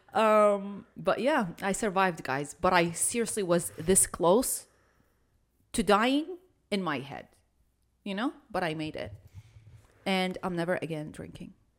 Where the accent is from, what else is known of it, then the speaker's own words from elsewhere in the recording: Iraq; now in United States; I'm an Arab. I'm from Iraq